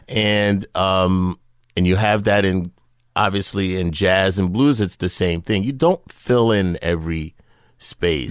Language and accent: English; New York City, New York, United States; I grew up in New York City